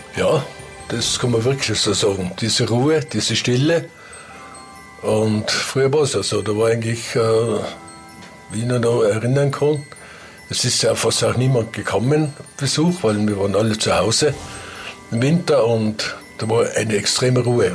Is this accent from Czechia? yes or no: no; Ginzling, Tyrol, Austria; meine Heimat, wo ich aufgewachsen bin, in Ginzing drin, in dem Rostock, sehr abgeschieden